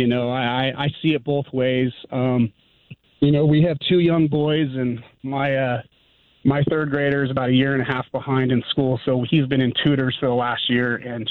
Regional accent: Oroville, California, United States; moved away as an adult; now in Idaho, United States; I'm from a little town called Oroville.

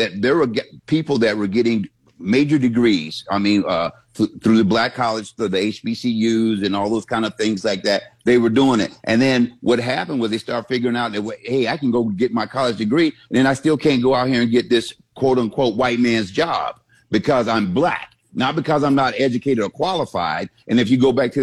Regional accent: Central Florida, United States; I grew up in Central Florida.

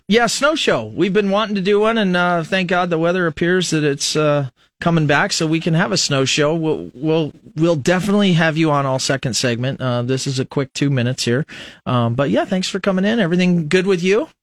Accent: Fremont, Nebraska, United States; now in Lincoln, United States; you're from a smaller community in Nebraska, I'm from Fremont

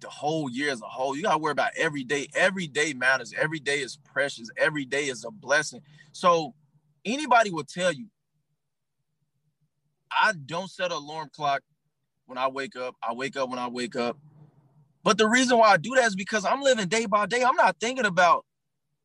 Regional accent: Arkansas, United States; moved away as an adult; now in Atlanta, United States; I'm from Arkansas. I dealt with racism my whole life. I thought that shit was normal till I moved to Atlanta.

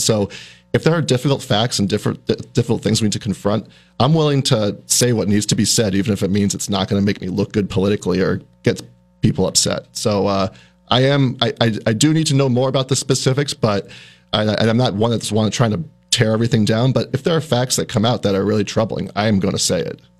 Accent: New Hampshire, United States; moved away as an adult; also born or lived in Syracuse, New York; now in South Burlington, United States; I grew up in New Hampshire, about two hours away from here

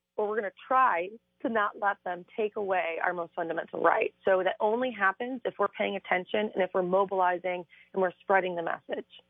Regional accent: Cuyahoga County, Ohio, United States; I'm from Cuyahoga County.

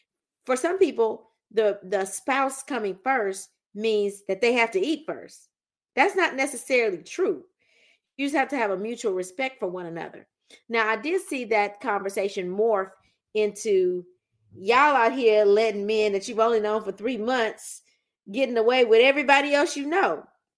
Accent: Louisiana, United States; My husband is Southern. He's from Alabama. I'm from Louisiana.

